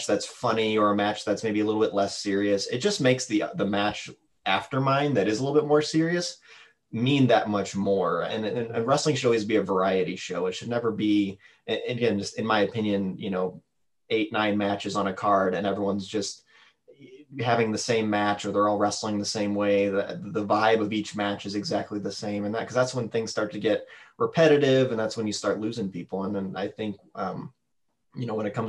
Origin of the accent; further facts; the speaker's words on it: St. Louis, Missouri, United States; I'm from St. Louis